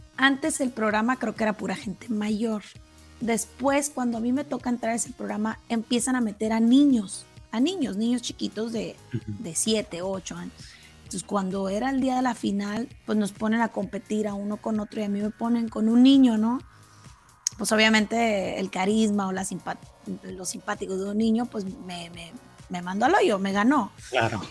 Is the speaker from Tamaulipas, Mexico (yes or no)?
yes; Matamoros, Tamaulipas, Mexico; first language Spanish; also born or lived in Brownsville, Texas; nací en la ciudad de Brownsville, Texas, pero toda mi vida radiqué en Matamoros, Malipas Mis papás son de Matamoros